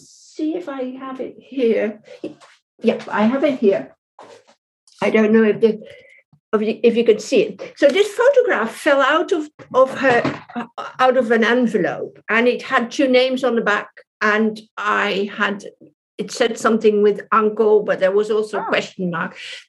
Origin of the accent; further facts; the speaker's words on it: Paris, Île-de-France, France; born there; I mean, I was born in Paris, in France, but I have a British mum and a Dutch dad.